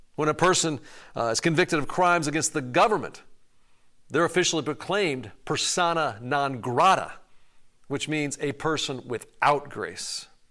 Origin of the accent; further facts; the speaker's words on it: Chicago, Illinois, United States; I'm from Chicago